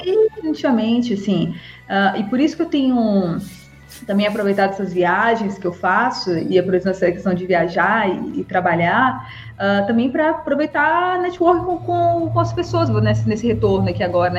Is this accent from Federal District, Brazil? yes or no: yes; Brasília, Federal District, Brazil; sou de Brasília, sou formada pela Universidade de Brasília